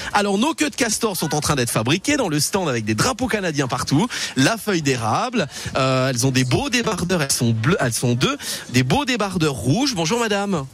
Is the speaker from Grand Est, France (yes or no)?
yes; Metz, Grand Est, France; je suis de Metz.